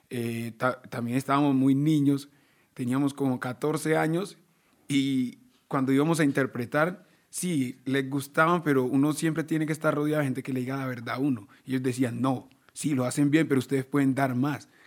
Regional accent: Baudó, Chocó, Colombia; Yo vengo del Chocó, yo vengo de allá al Baudó, y allá se escucha es esto.

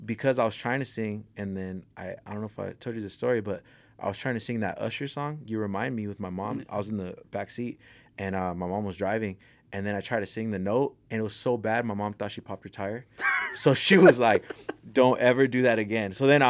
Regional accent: Pico Rivera, California, United States; They know … from L.A. You know, I grew up in Pico Rivera and South Armani, so the 562/626, you know, both of them right there.

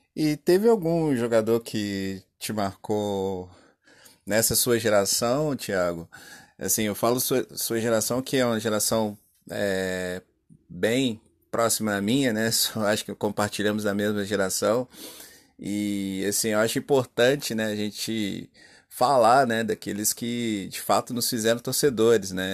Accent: Brazil; nós como brasileiros

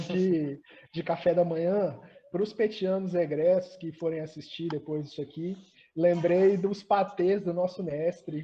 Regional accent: Colatina, Espírito Santo, Brazil; moved away as an adult; also born or lived in Vitória; Eu sou do interior, eu sou uma pessoa que saiu do interior, eu sou de Colatina, e aí eu fui para Vitória estudar

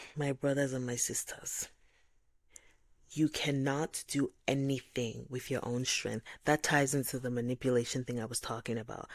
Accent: Nigeria; I'm Nigerian

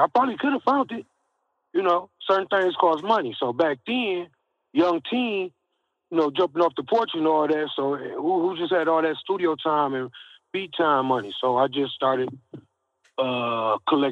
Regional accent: Saginaw, Michigan, United States; moved away; also born or lived in Georgia / Texas; I'm from Saginaw, Michigan

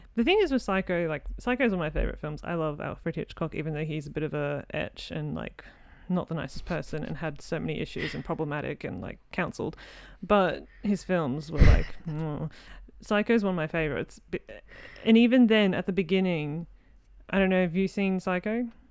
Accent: Australia; I'm an Aussie in film

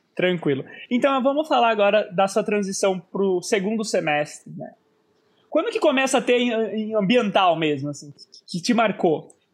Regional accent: Sorocaba, São Paulo, Brazil; Sorocaba, né, por ser inclusive a minha cidade e a cidade em que eu estou gravando aqui esse episódio

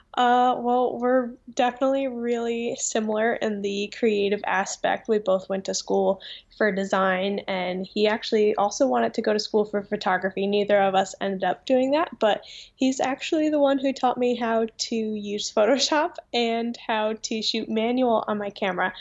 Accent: Vernon, New Jersey, United States; I have lived in this town my whole life, two different houses, but yep, born and raised in Vernon, New Jersey

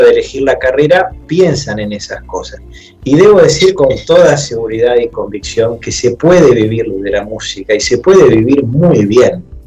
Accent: Santa Fe, Argentina; eso me llevó a los 11 años a entrar a la carrera de piano a un conservatorio de Santa Fe

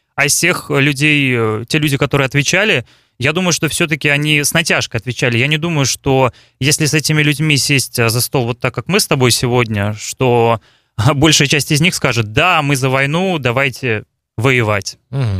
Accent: Balakovo, Saratov Oblast, Russia; also born or lived in Moscow; Я из России, родился в городе Балаково Саратовской области, как его еще называют Волжская Венеция.

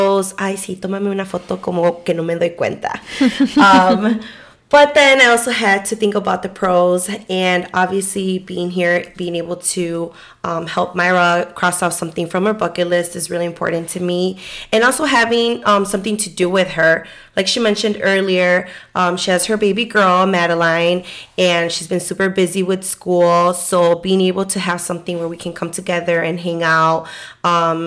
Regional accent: Chicago, Illinois, United States; I was born and raised in Chicago

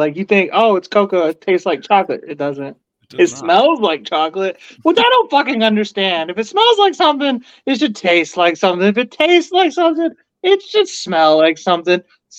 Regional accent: Texas, United States; I'm from Texas.

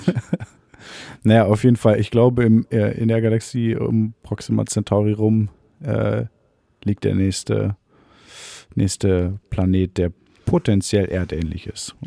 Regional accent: a small village near Cologne, North Rhine-Westphalia, Germany; in dem Dorf, in dem wir aufgewachsen sind

